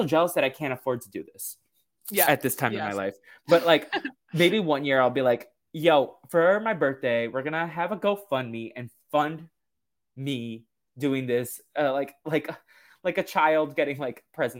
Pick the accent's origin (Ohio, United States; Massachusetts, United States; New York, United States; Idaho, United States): Massachusetts, United States; I'm from Massachusetts